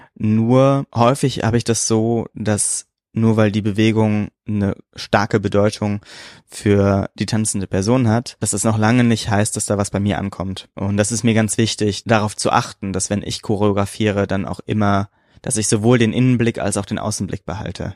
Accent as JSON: {"language": "German", "country": "Germany", "said": "Ich bin Deutscher."}